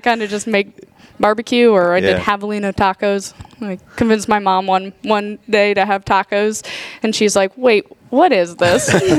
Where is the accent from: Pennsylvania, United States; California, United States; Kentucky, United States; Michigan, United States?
Pennsylvania, United States; moved away as an adult; also born or lived in North Carolina / Arizona; now in Tennessee, United States; I grew up in Pennsylvania, went to school in North Carolina at NC State